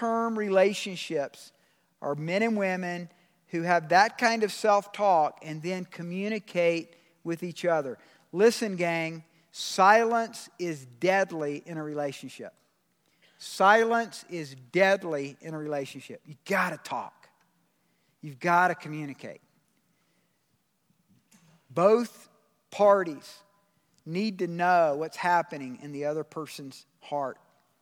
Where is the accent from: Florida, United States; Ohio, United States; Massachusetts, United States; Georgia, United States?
Georgia, United States; I'm from Georgia